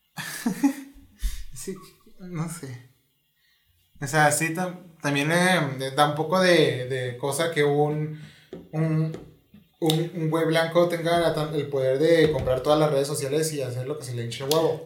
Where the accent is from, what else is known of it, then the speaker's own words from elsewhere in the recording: Mexico; soy mexicano